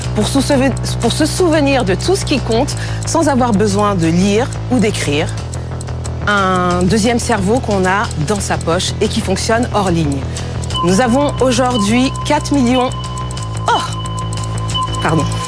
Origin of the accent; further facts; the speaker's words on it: Cameroon; au Cameroun, mon pays d'origine, il y a plus de 250 langues